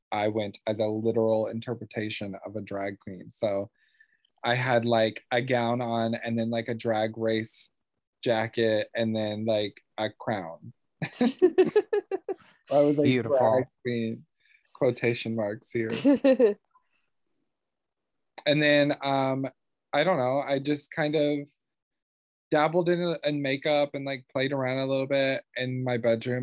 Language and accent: English; North Carolina, United States; moved away as an adult; also born or lived in Ohio; I'm from North Carolina. I was raised there since I was 5.